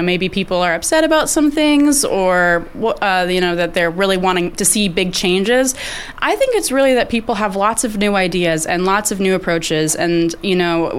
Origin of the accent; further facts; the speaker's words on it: Juneau, Alaska, United States; also born or lived in Fairbanks; born and raised here in Juneau